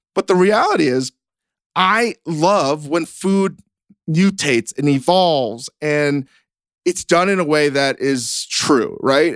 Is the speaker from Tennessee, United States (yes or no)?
no; Virginia, United States; moved away; growing up in Virginia, growing up basically very different